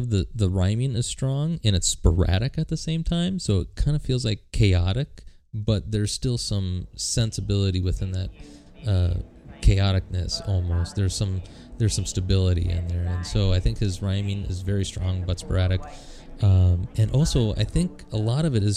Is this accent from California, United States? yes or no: no; Duluth, Minnesota, United States; my hometown of Duluth, Minnesota